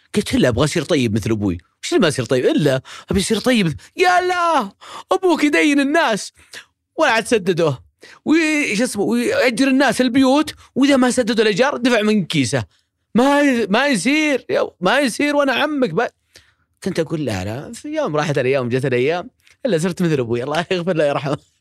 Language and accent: Arabic; Riyadh, Riyadh Province, Saudi Arabia; مواليد ومسقط رأسي هو الشميسي أم سليم الرياض